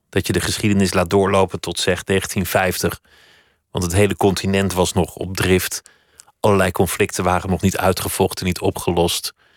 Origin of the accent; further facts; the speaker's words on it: Oegstgeest, South Holland, Netherlands; mijn geboortedorp Oegstgeest